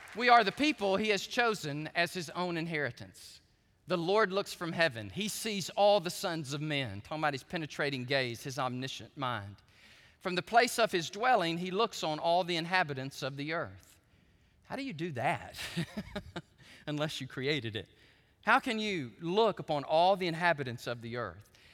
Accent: United States; I'm a Christian before I am an American patriot.

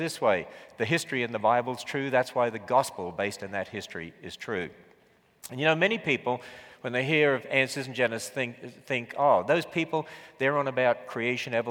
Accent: Australia; accent: Australian; I was from Australia

